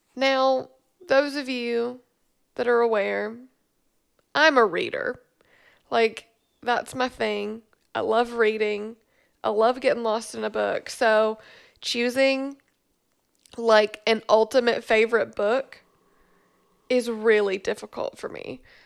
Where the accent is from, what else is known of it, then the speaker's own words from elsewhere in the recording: Memphis, Tennessee, United States; moved away as an adult; also born or lived in Bowling Green, Kentucky; now in Glasgow, Kentucky, United States; I grew up in Memphis, um, and then I moved to Bowling Green, Kentucky in two thousand twelve